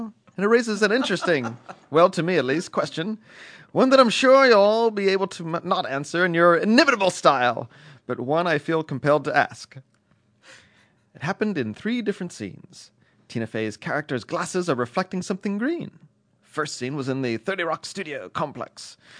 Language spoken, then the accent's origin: English; United States; I'm American.